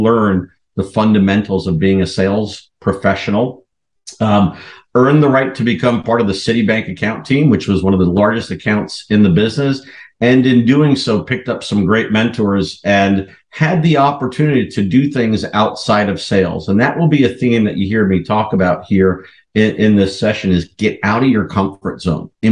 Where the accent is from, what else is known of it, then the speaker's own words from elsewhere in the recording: New York area, United States; accent: New York; now in Chicago, United States; originally born and raised in the New York area. When I get angry, the New York comes out